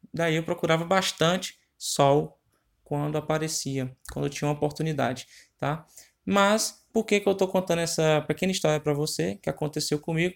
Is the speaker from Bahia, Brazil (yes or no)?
no; Ceará, Brazil; eu sou do estado do Ceará